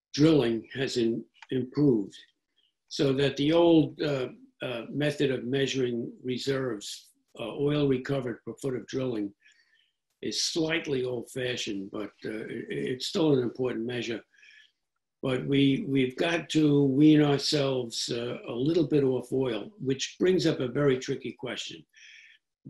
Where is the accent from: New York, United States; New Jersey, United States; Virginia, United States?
New York, United States; New York City; I grew up in New York City